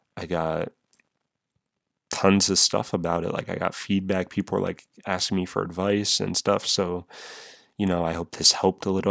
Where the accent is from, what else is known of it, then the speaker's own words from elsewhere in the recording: New England, United States; I'm from New England.